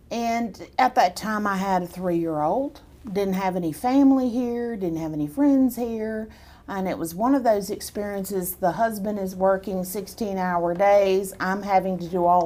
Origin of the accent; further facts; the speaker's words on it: Killeen, Texas, United States; born there; And so I was uh, I was born in Killeen.